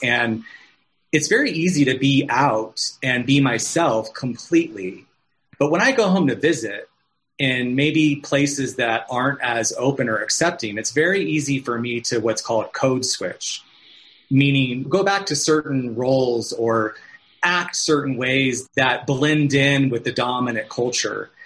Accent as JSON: {"language": "English", "region": "Arizona", "country": "United States", "moved": "yes", "lives_now": "California, United States", "said": "I'm from Arizona, and so I was home visiting my family"}